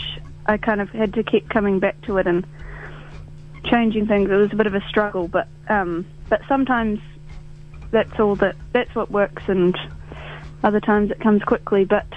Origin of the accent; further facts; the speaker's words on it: Wakatipu Basin, Queenstown and Arrowtown, Otago, New Zealand; moved away; growing up in the Wakatipu Basin, around Queenstown and Arrowtown